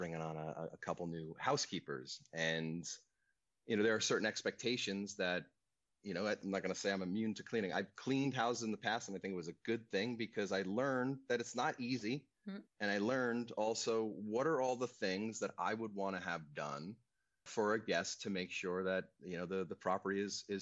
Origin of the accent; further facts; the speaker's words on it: Long Island, New York, United States; now in California, United States; I grew up on Long Island, so it's a 30-mile width island